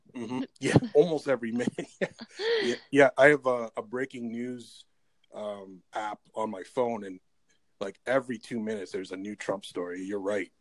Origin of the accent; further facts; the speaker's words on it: Canada; I'm Canadian